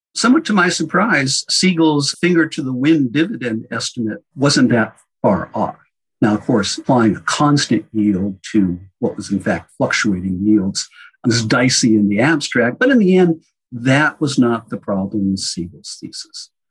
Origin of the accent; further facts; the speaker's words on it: outside of Boston, Massachusetts, United States; I grew up outside of Boston